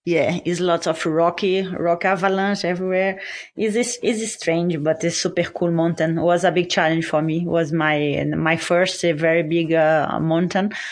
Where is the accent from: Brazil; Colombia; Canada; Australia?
Brazil; I'm from Brazil